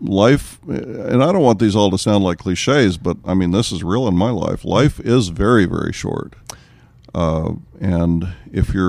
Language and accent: English; Corona, California, United States; we come from Corona, California